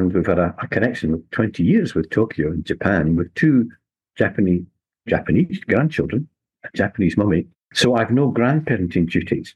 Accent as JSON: {"language": "English", "region": "Scotland", "country": "United Kingdom", "said": "my generation was denied, as it were, being introduced to our Scottish, also our culture"}